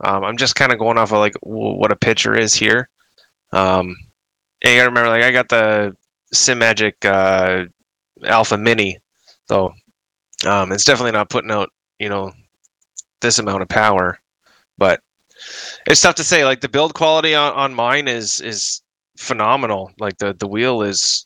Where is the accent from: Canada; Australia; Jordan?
Canada